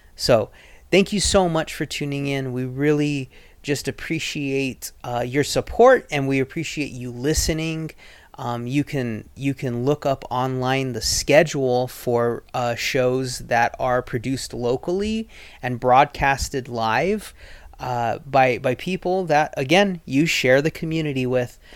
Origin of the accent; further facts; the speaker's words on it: southern Arizona, United States; now in Rogue Valley, Oregon, United States; I am originally from southern Arizona.